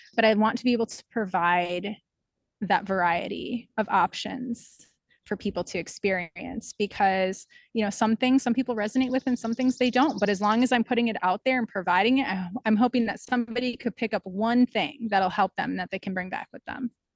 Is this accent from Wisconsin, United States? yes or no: yes; Wausau, Wisconsin, United States; my hometown, which is Wausau, Wisconsin